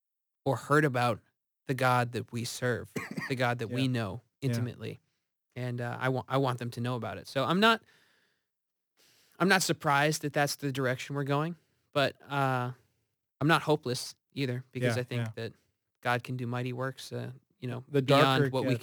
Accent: New England, United States; Like, we're from New England, which is one of the most, if not the most, post-Christian areas in the country.

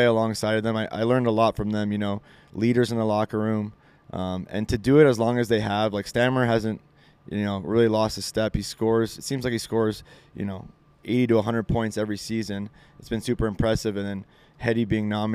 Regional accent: Montreal, Quebec, Canada; I grew up in Montreal

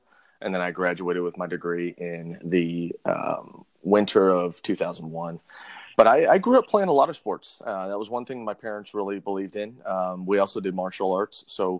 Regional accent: Las Vegas, Nevada, United States; also born or lived in Hawaii; Was born in Hawaii. And we moved before I turned three and moved out to Las Vegas.

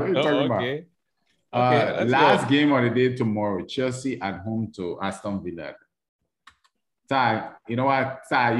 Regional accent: Liberia; accent: Liberian; you bring my Liberian accent out.

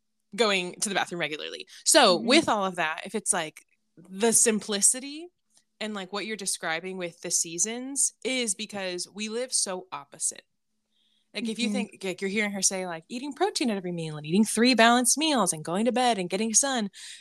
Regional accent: California, United States; I'm from California

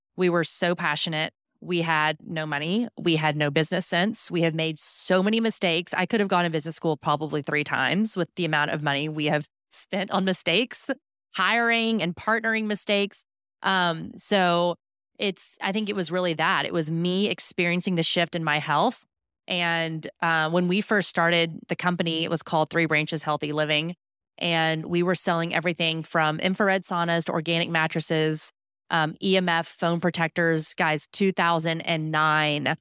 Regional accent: Houston, Texas, United States; I grew up in Houston

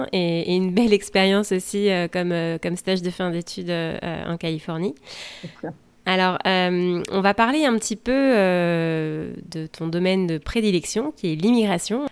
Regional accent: France; also born or lived in West Coast, United States; now in United States; je suis française et je vous parle depuis la côte ouest des États-Unis.

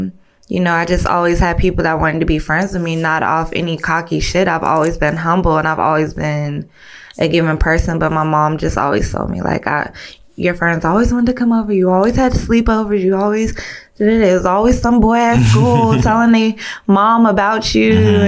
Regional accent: Fort Belvoir, Virginia, United States; born there; I was born in VA, Military Hospital, Fort Belvoir.

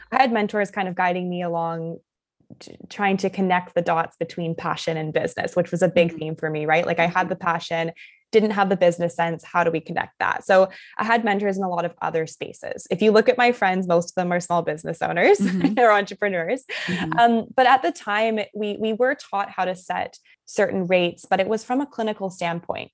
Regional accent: Canada; also born or lived in Germany; I was born in Germany and then I mm-hmm. was raised in Canada, kind of back and forth

